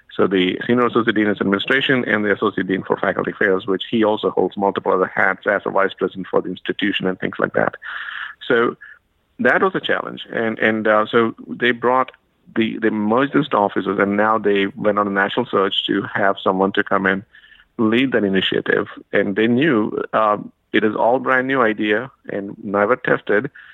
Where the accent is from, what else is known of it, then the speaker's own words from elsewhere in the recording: India; moved away as an adult; now in United States; I'm from India originally, so I got to the U.S.